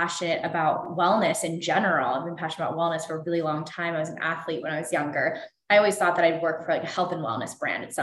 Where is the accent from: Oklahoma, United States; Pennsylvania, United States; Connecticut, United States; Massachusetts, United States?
Pennsylvania, United States; Pittsburgh; moved away as an adult; also born or lived in North Carolina / Cleveland / San Diego; now in Los Angeles, United States; I grew up in Pittsburgh, Pennsylvania